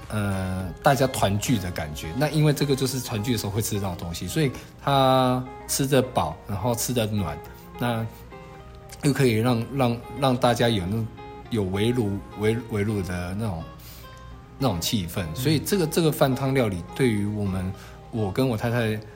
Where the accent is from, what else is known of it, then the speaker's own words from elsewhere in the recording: Guanshan, Taitung County, Taiwan; 我是来自台东关山电光部落的日出合作，